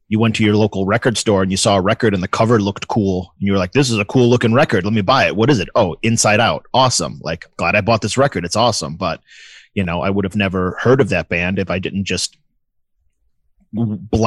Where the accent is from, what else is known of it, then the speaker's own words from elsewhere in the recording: Buffalo, New York, United States; I grew up in Buffalo, New York